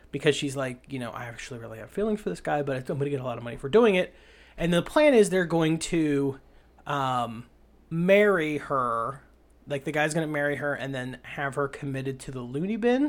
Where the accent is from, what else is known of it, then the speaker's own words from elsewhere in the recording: Appalachia, United States; I'm from Appalachia and my, my mouth only works in certain ways.